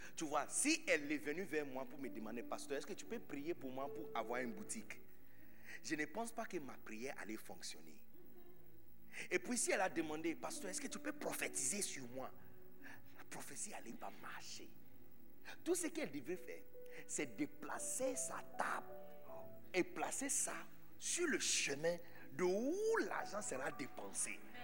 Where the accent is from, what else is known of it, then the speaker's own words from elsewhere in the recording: Accra, Greater Accra, Ghana; French is a second language; moved away as an adult; now in Côte d'Ivoire; né de Bidonville d'Agra